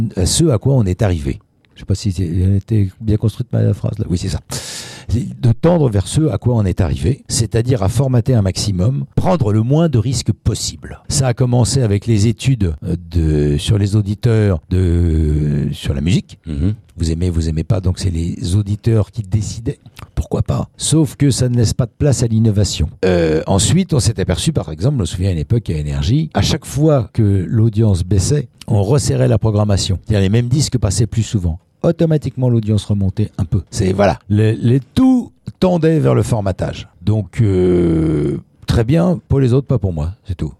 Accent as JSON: {"language": "French", "town": "Paris", "region": "Île-de-France", "country": "France", "said": "en tant que parisien"}